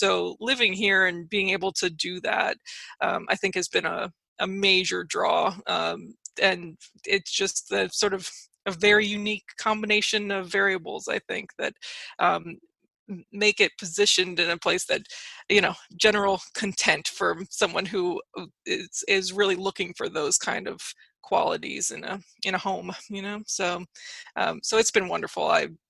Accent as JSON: {"language": "English", "town": "West Palm Beach", "region": "Florida", "country": "United States", "also_born_or_lived": "Winter Park / Philadelphia", "moved": "as an adult", "lives_now": "New Jersey, United States", "said": "I am originally from South Florida, the West Palm Beach area, and went to college, outside in Winter Park at Rollins College. And so when I went to graduate school in Philadelphia"}